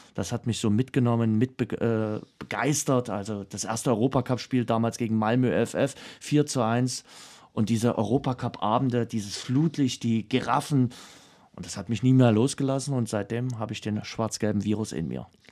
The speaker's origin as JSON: {"language": "German", "town": "Dresden", "region": "Saxony", "country": "Germany", "said": "Was man bei mir immer so schön raushört, ist, äh, dass man weiß, wo ich herkomme. Und das ist Dresden, die Stadt, die ich liebe"}